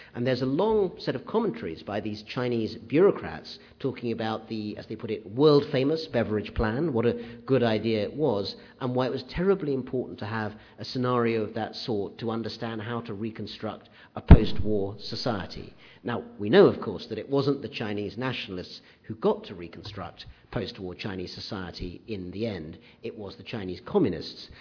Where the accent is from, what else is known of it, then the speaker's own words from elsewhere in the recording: United Kingdom; growing up in Britain in the 60s and 70s